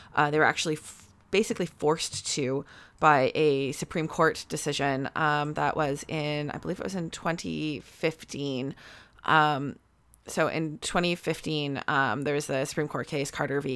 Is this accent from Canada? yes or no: yes; Canada; I'm from Canada